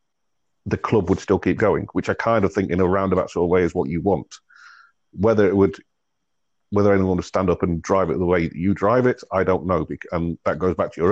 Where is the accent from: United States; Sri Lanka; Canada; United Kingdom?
United Kingdom; England; I come from England